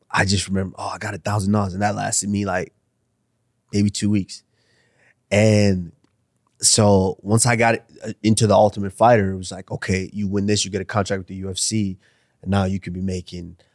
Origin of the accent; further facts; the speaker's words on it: Nigeria; Because I'm still Nigerian now. I still have a mom and dad which you know I'm, i have to be responsible for for someday.